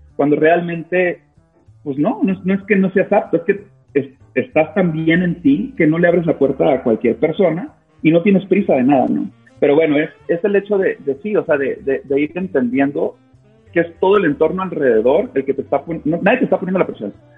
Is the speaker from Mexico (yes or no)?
yes; Sinaloa, Mexico; moved away; yo soy de Sinaloa